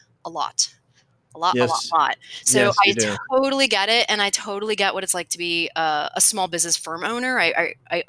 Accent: Cleveland, Ohio, United States; moved away as an adult; now in Austin, United States; I'm actually from Cleveland, Ohio

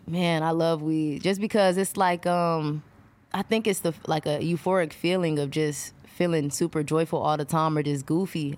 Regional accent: Texas, United States; I'm from Texas

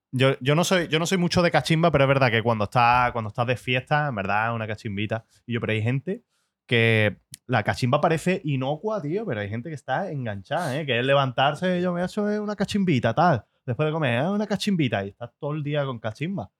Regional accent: Málaga, Andalusia, Spain; accent: malagueño; mi acento malagueño

